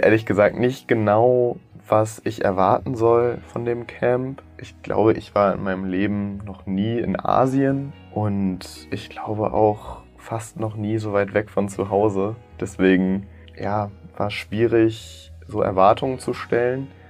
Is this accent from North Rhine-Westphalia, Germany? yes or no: no; Berlin, Germany; ich komme aus Berlin und studiere in Berlin eigentlich Rechtswissenschaften